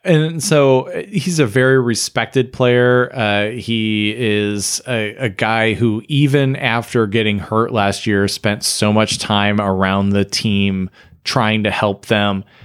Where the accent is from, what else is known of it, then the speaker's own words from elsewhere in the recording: Michigan, United States; I grew up in Michigan, but I had family in the Phoenix area